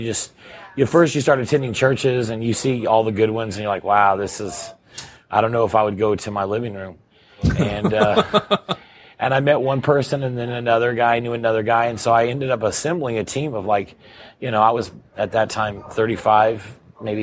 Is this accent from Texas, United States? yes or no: yes; Texas, United States; moved away as an adult; I was born and raised in Texas, and that's where I came to Christ.